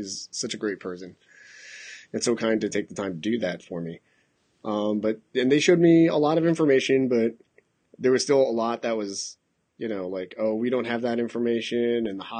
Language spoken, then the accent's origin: English; Masan, South Gyeongsang, South Korea; born there; but I was born in Masan, which is actually close to Busan relative to, like, you know, Seoul.